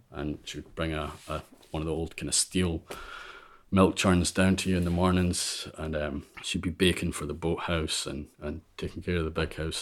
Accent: Ulva, Scotland, United Kingdom; moved away as an adult; also born or lived in Vale of Leven; now in Isle of Mull, United Kingdom; I grew up on Alva

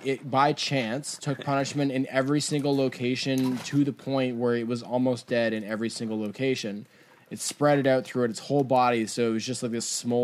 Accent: Canada; we're Canadian as fuck

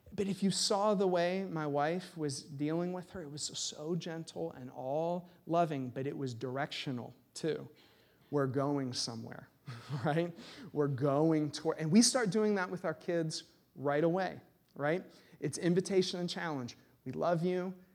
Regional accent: United States; as American Christians

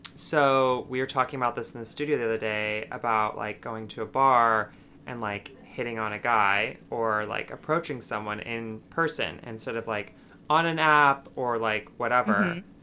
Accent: Utah, United States; moved away as an adult; now in New York City, United States; I was born and raised in Utah, and then moved to New York City four years ago.

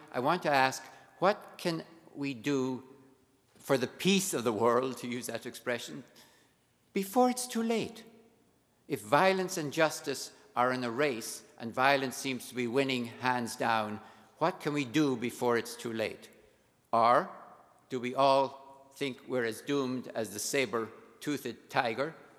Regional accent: Ireland; being Irish

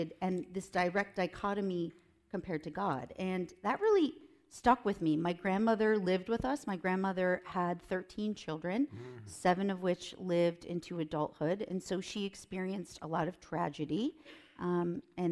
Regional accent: Minnesota, Wisconsin, Midwest, United States; moved away as an adult; also born or lived in Nebraska / Chicago / Washington, D.C. / Los Angeles; I'm originally from the Midwest. I'm from Minnesota, Wisconsin

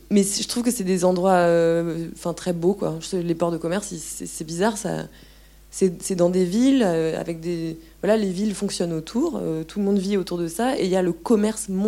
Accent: France; moved away; Et en même temps, moi je venais de la France où c'était l'austérité mais pas vraiment pareil quand même

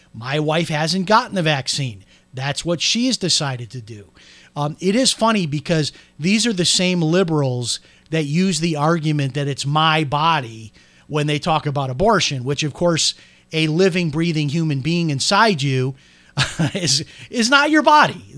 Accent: Chicago, Illinois, United States; I'm from Chicago.

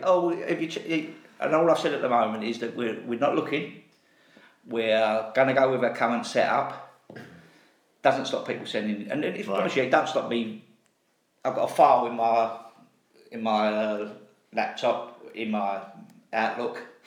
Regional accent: London, United Kingdom; I was brought up in Custom House

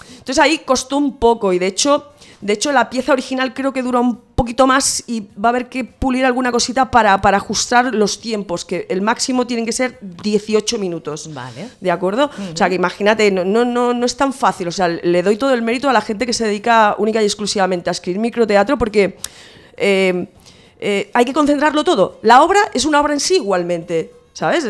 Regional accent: Santa Coloma de Gramenet, Catalonia, Spain; tengo un par de talleres en, en mi pueblo, en Santa Coloma de Grabanet

